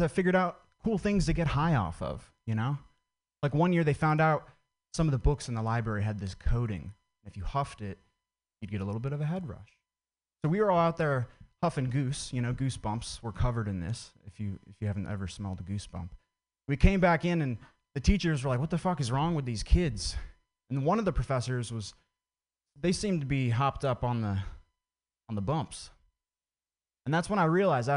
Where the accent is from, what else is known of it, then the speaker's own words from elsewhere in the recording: Vermont, United States; I grew up in Vermont